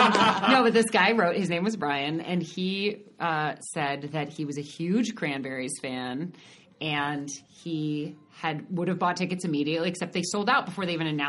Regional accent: Oakland, California, United States; moved away as an adult; now in New York, United States; I was born and raised in the Bay Area, never thought I'd leave.

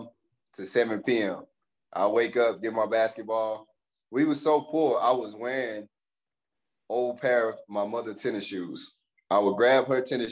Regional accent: Pineville, Louisiana, United States; moved away as an adult; also born or lived in DeRidder, Louisiana / Hayward, California; I grew up in Palmville, Louisiana

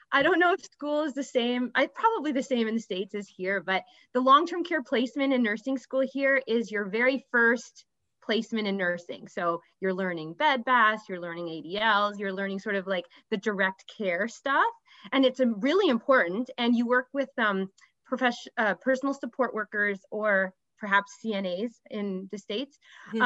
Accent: Ottawa, Ontario, Canada; also born or lived in Toronto; I had to move back to my hometown of Ottawa

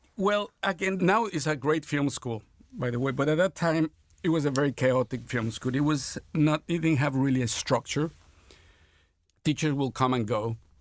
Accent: Mexico City, Mexico; I was born in Mexico City in sixty-one

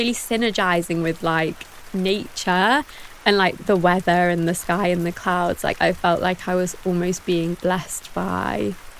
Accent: Manchester, North West England, United Kingdom; I'm from Manchester, it's famously rainy there.

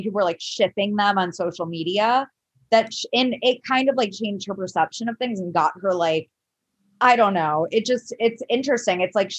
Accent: Cincinnati, Ohio, United States; he is from Cincinnati. I know that. My hometown.

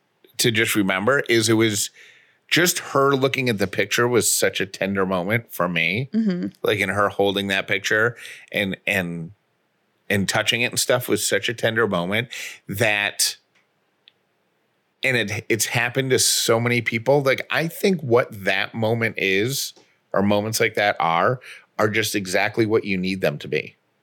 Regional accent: Oswego, New York, United States; I grew up in Oswego, New York. I know all about cold.

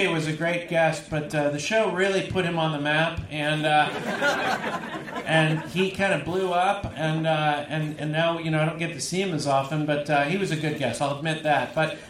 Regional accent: California, United States; moved away; I'm from California originally, and I didn't know what a donaire was.

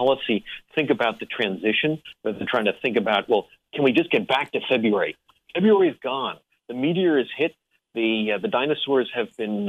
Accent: Englewood, New Jersey, United States; born there; And Randy, I was born in Englewood, New Jersey.

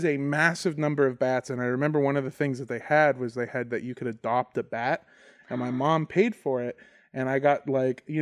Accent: Los Angeles, California, United States; when I was a kid in California, in Los Angeles

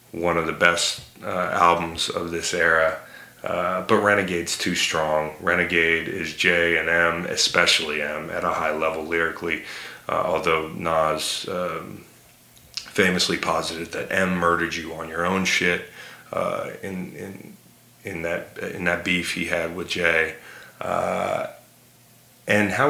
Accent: Virginia, United States; I'm from Virginia

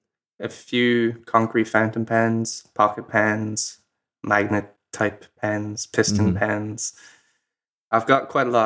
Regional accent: Ireland; So, I'm Irish. And I'm very proud of it.

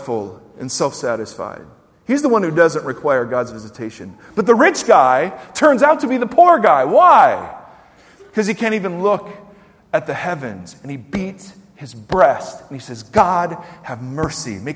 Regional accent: United States; as American Christians

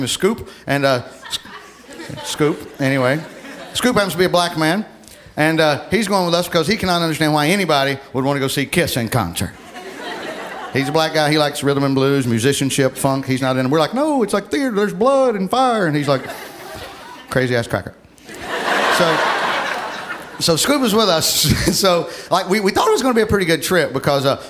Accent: Alabama, United States; moved away

